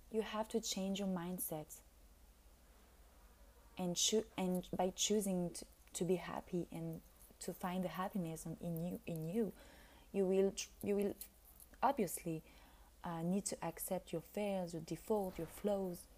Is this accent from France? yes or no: yes; France; now in Italy; We are, so I came from France and I'm living in Italy